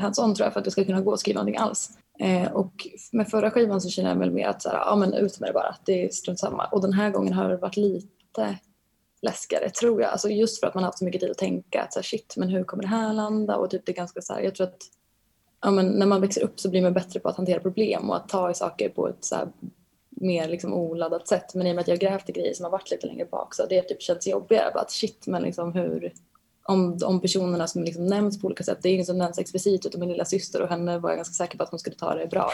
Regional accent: Bollnäs, Gävleborg County, Sweden; moved away as an adult; now in Stockholm, Sweden; hur jag växte upp och var i Bollnäs

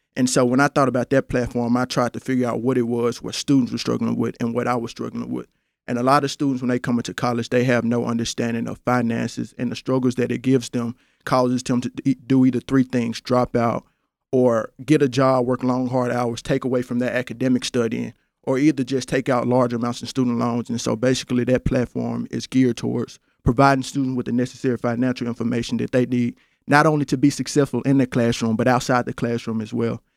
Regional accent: Memphis, Tennessee, United States; born and raised in Memphis, Tennessee

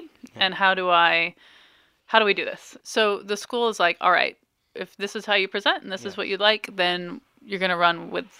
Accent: Farmington, United States; I'm almost 40, and I think about, I grew up in Farmington, and it was a pretty accepting school

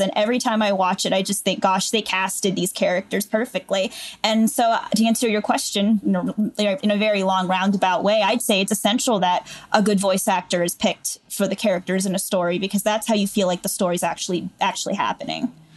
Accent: Canfield, Ohio, United States; also born or lived in Latrobe, Pennsylvania; I'm from Canfield, Ohio

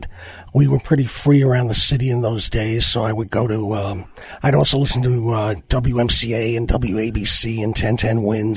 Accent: New York City, New York, United States; born or raised there; also born or lived in Manhattan, New York / Harlem, New York

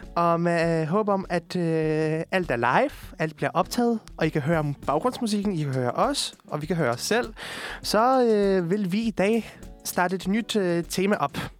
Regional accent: Amager, Capital Region of Denmark, Denmark; also born or lived in Poland; jeg har boet på Amager hele mit liv

